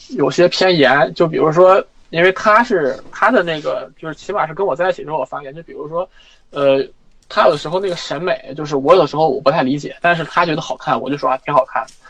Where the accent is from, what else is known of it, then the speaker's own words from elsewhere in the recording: Inner Mongolia, China; moved away; 我从内蒙来的